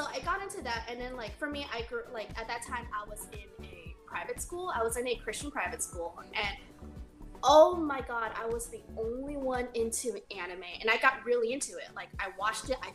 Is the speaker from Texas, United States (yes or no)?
no; Arcadia, California, United States; I grew up in Arcadia